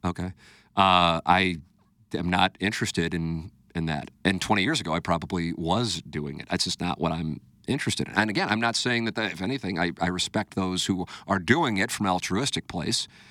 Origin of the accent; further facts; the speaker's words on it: United States; I grew up in the United States of America